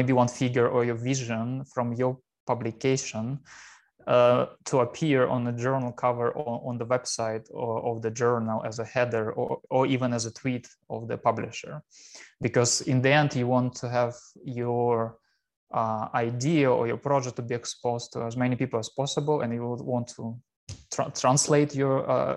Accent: Russia; moved away as an adult; also born or lived in Chelyabinsk, Russia / Helsinki, Finland / Hannover, Germany; now in Kiel, Germany; I'm originally from Russia

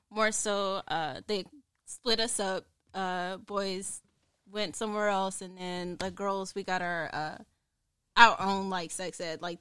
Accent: Mississippi, United States; I mean, I'm from Mississippi. There's literally nothing to do but fuck and do drugs.

